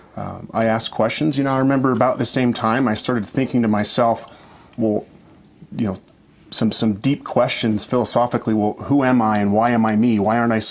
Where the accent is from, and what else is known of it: Orem, Utah, United States; born or raised there; also born or lived in Central Washington